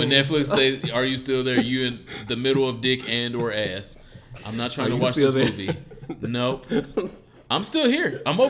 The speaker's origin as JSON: {"language": "English", "town": "Detroit", "region": "Michigan", "country": "United States", "tie": "born or raised there", "said": "Detroit, my hometown"}